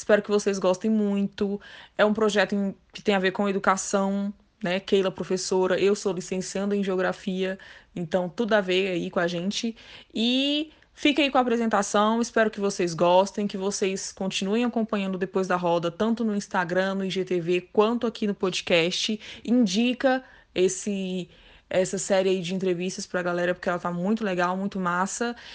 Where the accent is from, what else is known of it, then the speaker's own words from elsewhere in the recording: Brasília, Federal District, Brazil; Eu sou aqui de Brasília, tenho 31 anos, sou bacharel em Direito.